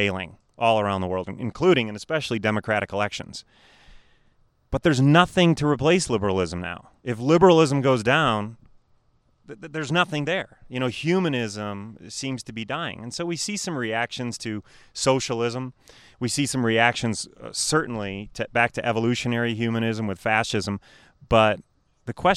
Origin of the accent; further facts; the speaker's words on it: Wheaton, Illinois, United States; I grew up in Wheaton, Illinois